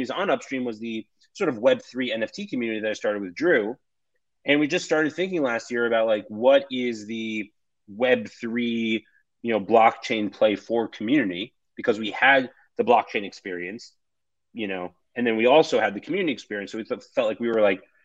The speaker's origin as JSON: {"language": "English", "region": "New York", "country": "United States", "tie": "born or raised there", "said": "I was born and raised in New York"}